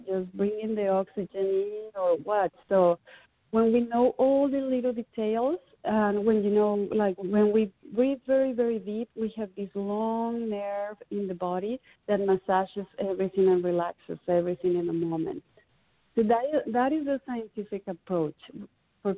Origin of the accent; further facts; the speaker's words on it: Mexican Caribbean, Mexico; moved away as an adult; now in United States; When I grew up in the Caribbean, in the Mexican Caribbean